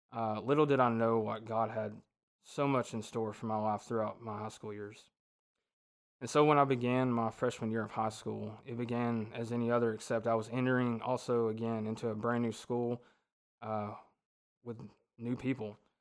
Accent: Ringgold, Georgia, United States; I was born and raised in Ringgold, Georgia

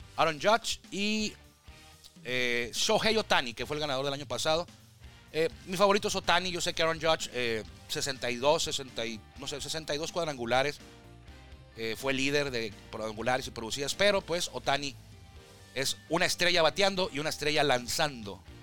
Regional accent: Tijuana, Baja California, Mexico

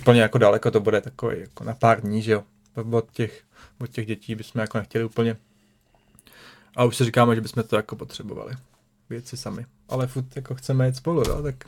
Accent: Prague, Czechia; moved away as an adult; now in Central Bohemia, Czech Republic; já jsem se narodil v Praze, že jo. Žil jsem vlastně celý život v Praze

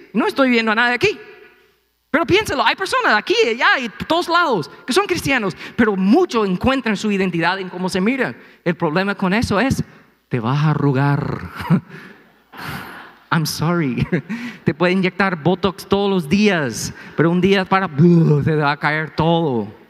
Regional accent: United States; Spanish is a second language; moved away; soy gringo

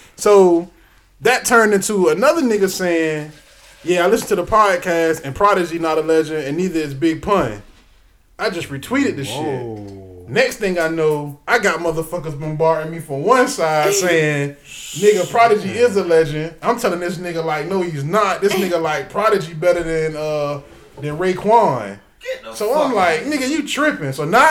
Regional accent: the South, United States; I'm from the South.

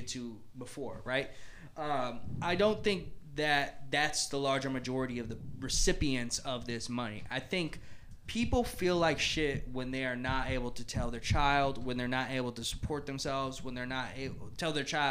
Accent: United States

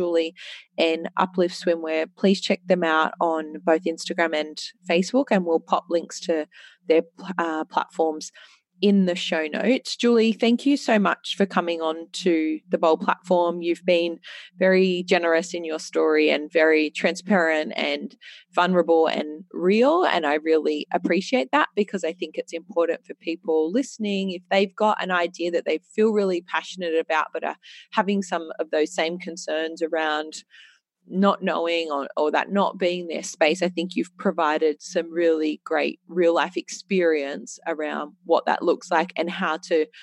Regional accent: Australia; as an Australian female

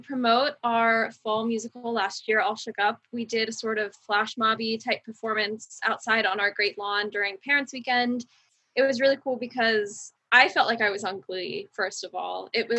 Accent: Mechanicsburg, Pennsylvania, United States; I'm from Mechanicsburg, Pennsylvania.

